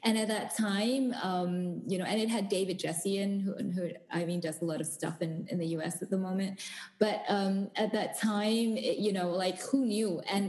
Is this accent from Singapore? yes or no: yes; Singapore; born there; also born or lived in South Africa; because I was born in Singapore. I moved to South Africa. My folks still live in the Cape, and then I moved back to Singapore to work